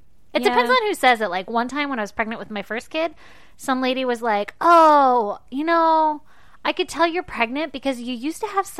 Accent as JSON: {"language": "English", "region": "California", "country": "United States", "also_born_or_lived": "Arizona", "said": "when I lived in Arizona for a little bit and I came from California"}